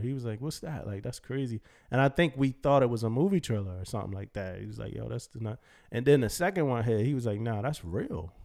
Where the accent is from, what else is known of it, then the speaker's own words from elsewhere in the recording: United States; just being American